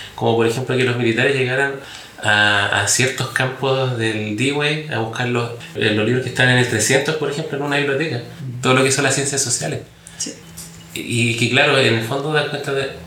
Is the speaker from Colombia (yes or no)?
no; Chile; como sociedad chilena